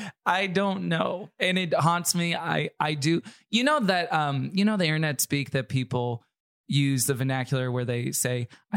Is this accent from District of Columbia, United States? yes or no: no; Houston, Texas, United States; also born or lived in Tulsa, Oklahoma; I grew up in Houston. I was born in Tulsa, Oklahoma, but I moved to Houston when I was five. So I feel like I'm from Texas, essentially.